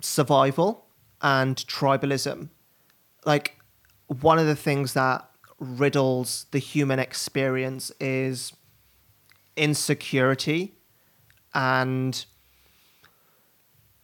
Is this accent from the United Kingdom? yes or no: yes; West Bromwich, West Midlands, United Kingdom; I grew up in and around Birmingham, just outside of Birmingham in West Bromwich